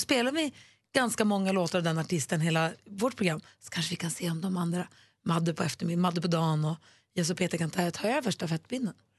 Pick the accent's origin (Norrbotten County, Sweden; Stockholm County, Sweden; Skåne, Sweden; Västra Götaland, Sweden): Norrbotten County, Sweden; Luleå; moved away; also born or lived in Småland / Gothenburg; jag är uppvuxen i Luleå, men vi bodde ju i Småland och Göteborg först.